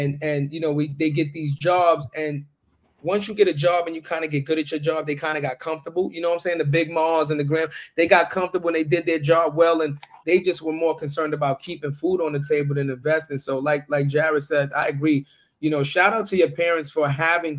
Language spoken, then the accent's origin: English; New York, United States; I'm from New York